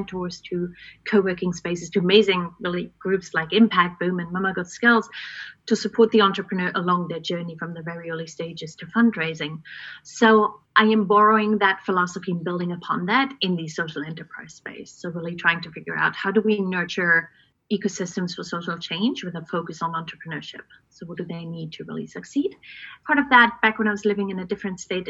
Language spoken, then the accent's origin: English; East Germany, Germany; Born and raised in East Germany behind the Iron Curtain back in the day.